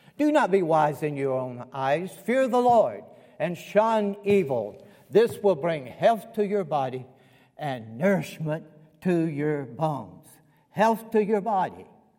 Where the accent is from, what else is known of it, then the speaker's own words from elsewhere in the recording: Columbus, Georgia, United States; also born or lived in Kentucky / North Carolina / Alabama; I was born in Columbus, Georgia." You might pick up on that. And I lived in Georgia 18 years of my life. Kentucky, 18 years. North Carolina, 18 years. 8 years in Alab